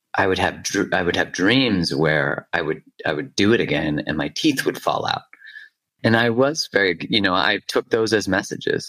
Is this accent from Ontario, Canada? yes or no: no; Alberta, Canada; I'm from Alberta, you know, it's like the Texas.